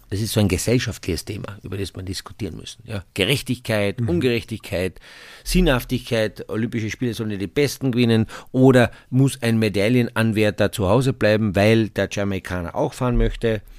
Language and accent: German; Carinthia, Austria; weißt ich bin ja Kärntner Ich bin ja ein Kärntner.